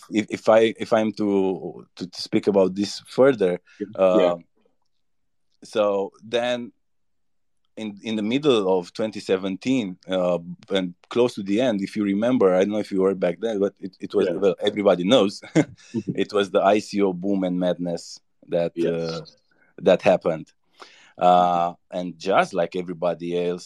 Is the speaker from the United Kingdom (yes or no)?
no; Romania; I'm from Romania